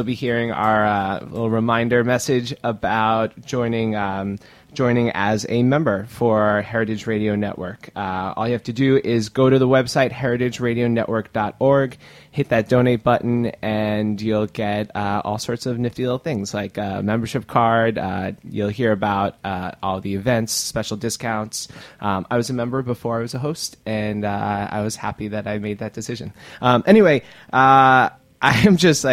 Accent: New York City, New York, United States; also born or lived in Long Island; I grew up in Queens and then moved out to Long Island

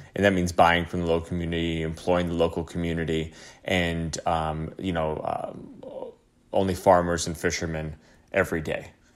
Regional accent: upstate New York, United States; moved away as an adult; now in Tulum, Mexico; I'm from upstate New York, um, and I've been living in the city for, you know, over twelve years

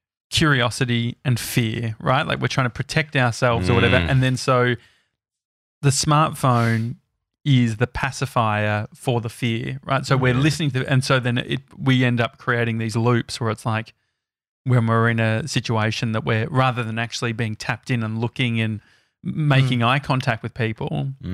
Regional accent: Endeavour Hills, Victoria, Australia; Like I grew up in Endeavour Hills and stuff like that.

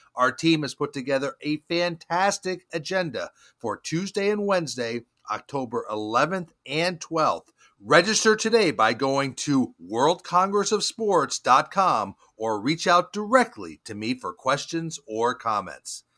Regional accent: Charlotte, North Carolina, United States; my hometown of Charlotte, North Carolina

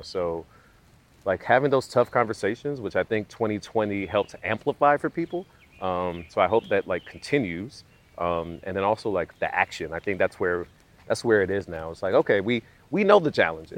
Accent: Southeast, United States; also born or lived in London, United Kingdom; growing up in the southeast

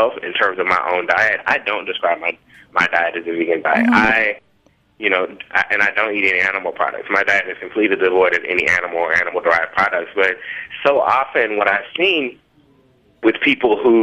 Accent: Memphis, Tennessee, United States; moved away; also born or lived in New Orleans; I grew up in Memphis, Tennessee, like deep south.

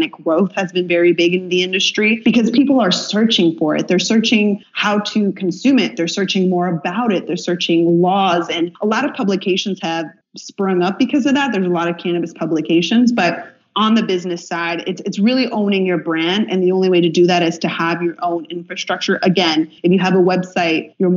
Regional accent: Illinois, United States; my home state of Illinois

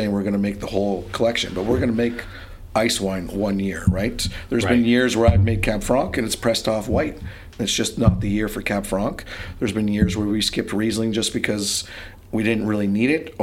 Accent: Ontario, Canada; being Canadian

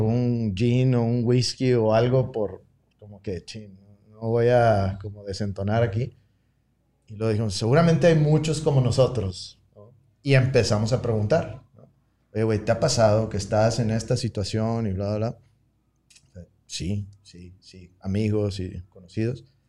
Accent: Tecate, Baja California, Mexico; moved away; also born or lived in Monterrey, Mexico / San Diego, United States; yo soy de Tecate, entonces también como crecer en un, pueblo

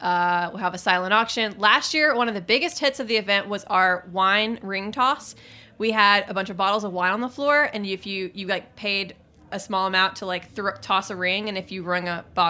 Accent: Alabama, United States; growing up in Alabama

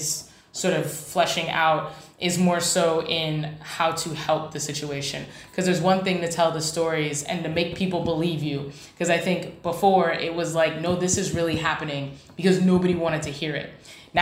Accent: New York City, New York, United States; now in Washington, D.C., United States; I'm from New York, born in the Bronx

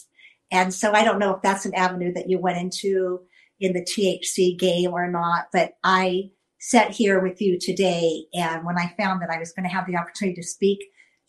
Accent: Stockton, California, United States; I'm from Stockton, California

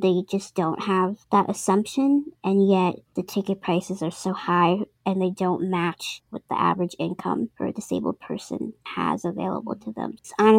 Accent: East Coast, United States; I'm from the East Coast. I'm gonna tell you straight up if I'm feeling, you know, down or whatever, or if I need help.

